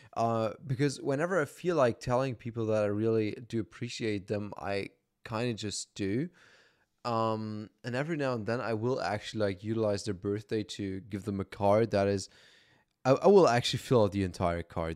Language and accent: English; Germany; I was born and raised in Germany